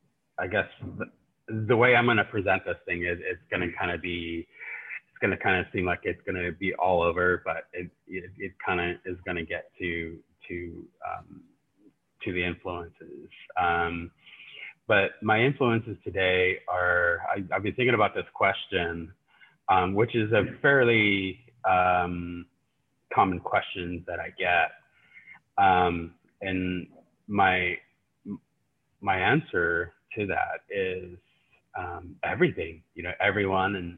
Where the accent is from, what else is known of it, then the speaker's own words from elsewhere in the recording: New Mexico, United States; now in Norman, United States; I am Navajo, and I grew up in New Mexico, and I currently am residing in Norman, Oklahoma